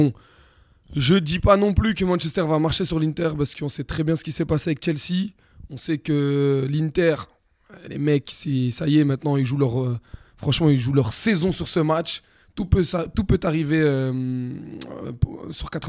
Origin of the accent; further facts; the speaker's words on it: Italy; moi je suis italien aussi.